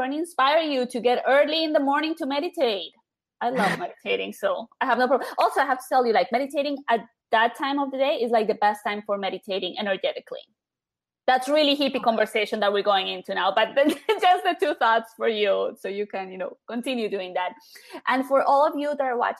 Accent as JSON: {"language": "English", "country": "Colombia", "tie": "born or raised there", "moved": "yes", "said": "I grew up in Colombia"}